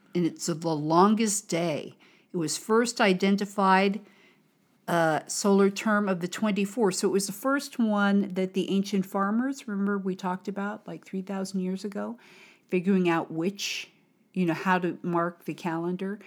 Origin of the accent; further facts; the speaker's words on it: United States; from America